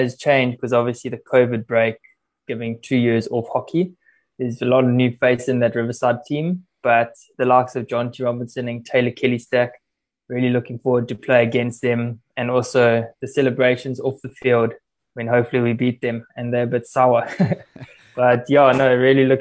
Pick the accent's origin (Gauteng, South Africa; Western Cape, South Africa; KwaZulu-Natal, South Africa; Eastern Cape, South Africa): KwaZulu-Natal, South Africa; Durban; moved away; going back home to Durban, my hometown